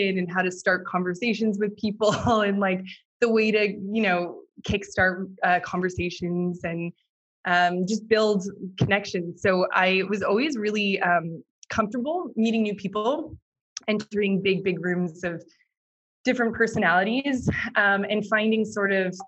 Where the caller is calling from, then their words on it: Paris, Île-de-France, France; I am calling in from Paris, back home, or one of my homes